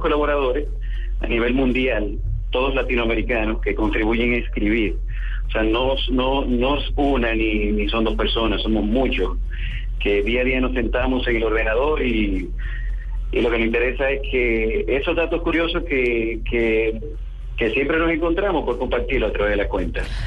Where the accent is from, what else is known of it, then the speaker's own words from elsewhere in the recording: Dominican Republic; aquí en mi país, en, en República Dominicana